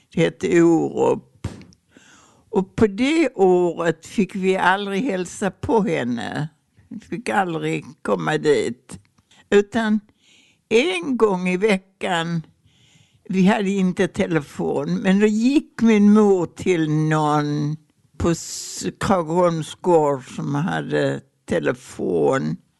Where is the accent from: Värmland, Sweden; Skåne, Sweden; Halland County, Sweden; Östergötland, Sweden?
Skåne, Sweden; Ystad; also born or lived in Prästheden; på mina föräldrars statare på Krageholms gård